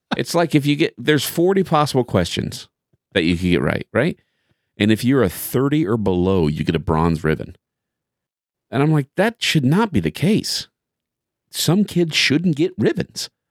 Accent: Terre Haute, Indiana, United States; I grew up with him in Terre Haute

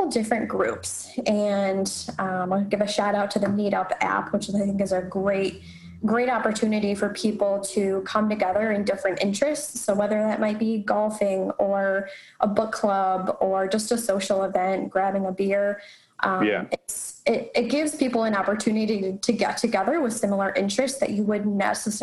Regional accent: Rochester, New York, United States; moved away as an adult; also born or lived in Charlotte; I currently live in Rochester, and as you mentioned, I'm a Rochester native as well

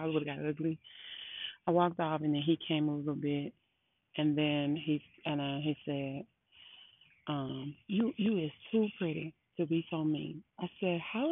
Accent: Baton Rouge, Louisiana, United States; I am from Baton Rouge, Louisiana

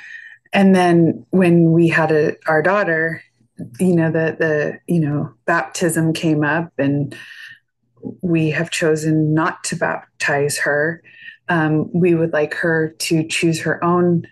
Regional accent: Northern California, United States; I was born and raised in Northern California

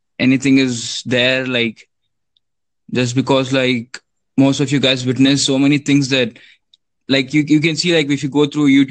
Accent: India; I'm from India.

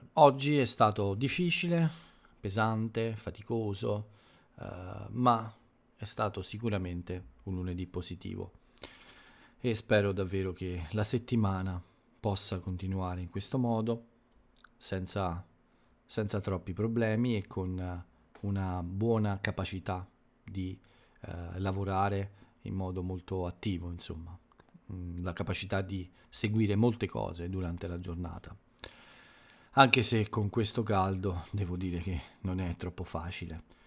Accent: Italy; nel mio paese, quindi in Italia

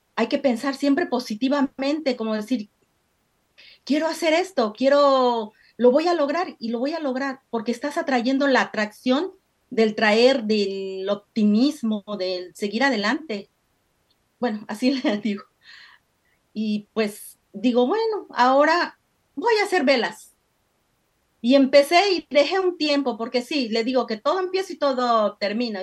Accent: Mexico; moved away as an adult; soy de México, eh, llegué pues hace más o menos como más de 30 años

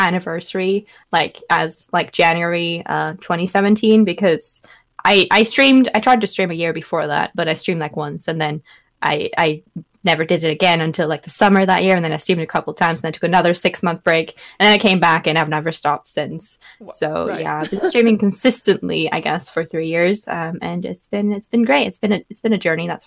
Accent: Norway; I am a Norwegian full-time streamer from Norway

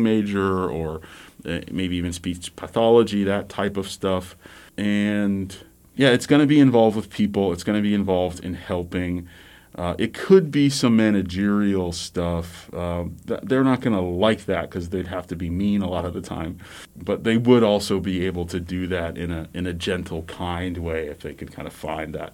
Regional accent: the Gulf Coast, the South, United States; also born or lived in Midwest; now in Missouri, United States; I am from the South, the Gulf Coast, originally

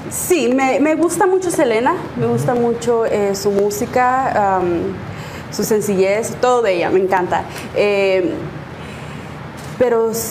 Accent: Sonora, Mexico; y más que yo soy de Sonora, entonces allá pura banda y puros corridos, sí.

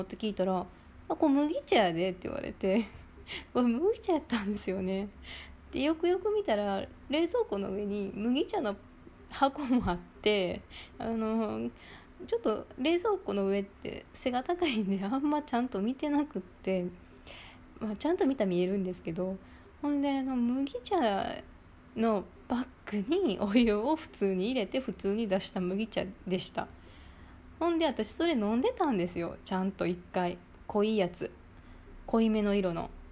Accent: Kobe, Hyogo, Japan; moved away as an adult; now in Shizuoka, Japan; 神戸出身なんですけどあの、まあ、結構実家はお魚いっぱい出てきて冬なんかよくお魚の入った鍋

